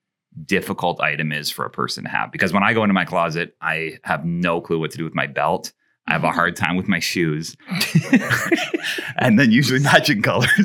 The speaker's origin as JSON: {"language": "English", "country": "Canada", "accent": "Canadian", "said": "My Canadian accent"}